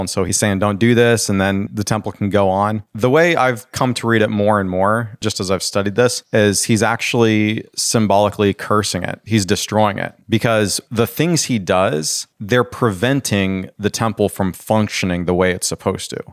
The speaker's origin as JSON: {"language": "English", "country": "United States", "said": "us as American Christians"}